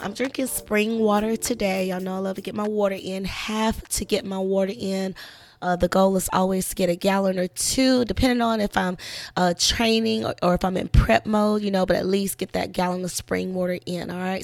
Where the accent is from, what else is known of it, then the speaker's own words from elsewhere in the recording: South Carolina, United States; also born or lived in Orlando, Florida; now in Georgia, United States; I'm from South Carolina